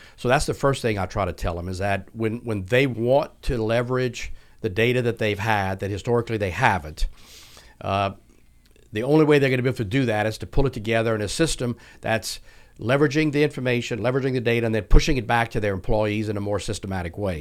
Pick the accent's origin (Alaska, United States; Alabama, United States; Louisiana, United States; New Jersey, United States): Louisiana, United States; South; accent: not Houston-based; moved away; also born or lived in Houston; born and raised in South Louisiana